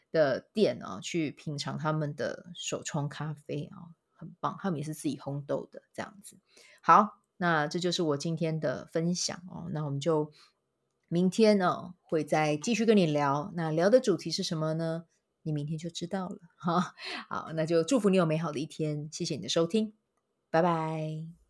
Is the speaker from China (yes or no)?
no; Kaohsiung, Taiwan; now in Taipei, Taiwan; 想到我的故乡高雄这样子